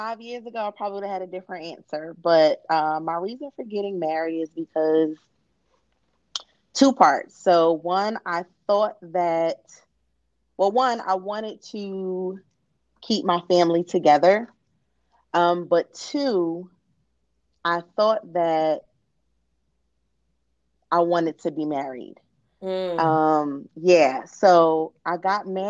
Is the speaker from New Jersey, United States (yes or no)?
yes; East Orange, New Jersey, United States; moved away as an adult; now in High Point, United States; I'm actually originally from East Orange